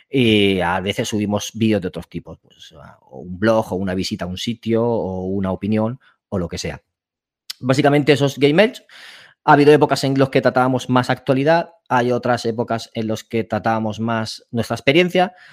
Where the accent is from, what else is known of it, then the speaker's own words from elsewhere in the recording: Elche, Valencian Community, Spain; now in Barcelona, Spain; Y el núcleo somos de Elche, aunque uno está viviendo en Barcelona.